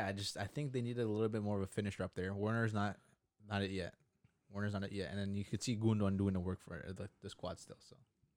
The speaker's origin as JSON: {"language": "English", "country": "Ecuador", "said": "I'm Ecuadorian"}